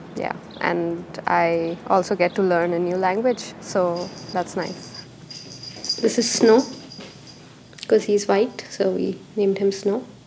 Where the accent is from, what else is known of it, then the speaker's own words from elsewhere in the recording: India; moved away as an adult; also born or lived in Bangalore, India; now in Oslo, Norway; I'm from India.